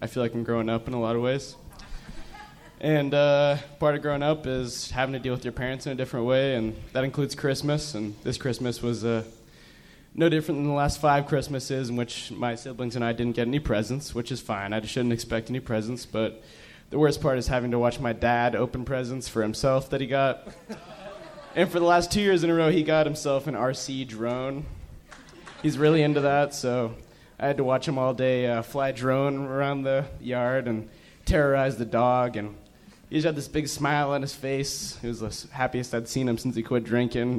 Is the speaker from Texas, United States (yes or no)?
no; Missoula, Montana, United States; I'm from Montana. I'm from Missoula